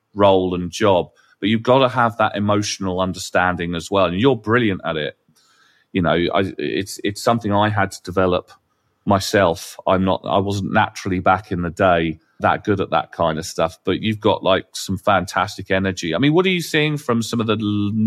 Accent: England, United Kingdom; we're English

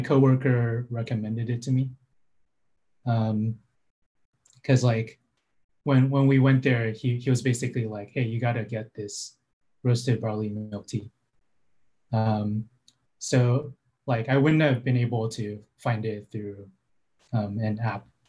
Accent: San Francisco Bay Area, California, United States; I grew up in the San Francisco Bay Area in California

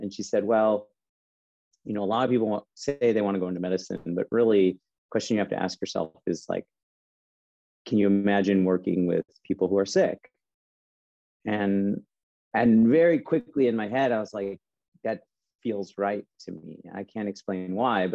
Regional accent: Chicago, Illinois, United States; moved away; I'm originally from Chicago

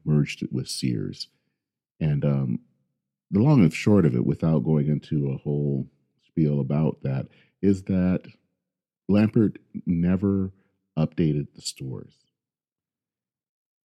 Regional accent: Flint, Michigan, United States; I grew up in Flint, Michigan

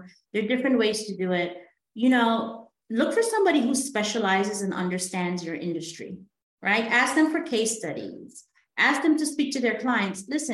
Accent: Guyana; we're from Guyana in South America

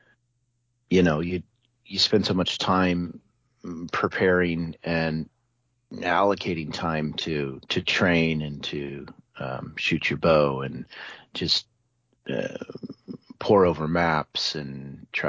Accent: Iowa, United States; I grew up in Iowa, and we were avid bow hunters in Iowa for whitetail

